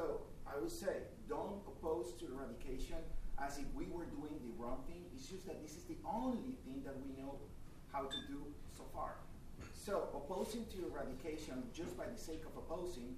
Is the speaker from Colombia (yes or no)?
yes; Colombia; I am from Colombia